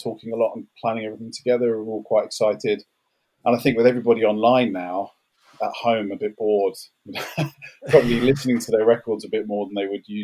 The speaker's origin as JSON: {"language": "English", "region": "London", "country": "United Kingdom", "tie": "born or raised there", "said": "I grew up in South London"}